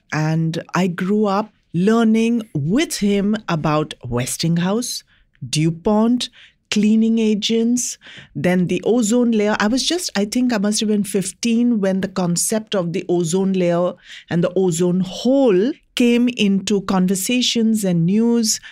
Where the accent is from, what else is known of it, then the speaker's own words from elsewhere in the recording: India; as an Indian in my country